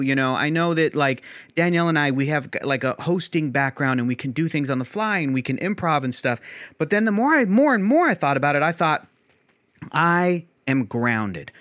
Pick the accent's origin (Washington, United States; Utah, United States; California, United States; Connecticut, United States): California, United States; San Diego; I was born and raised in San Diego